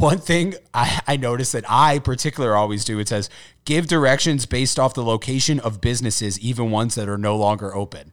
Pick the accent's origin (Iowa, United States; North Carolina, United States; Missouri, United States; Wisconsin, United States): Missouri, United States; St. Louis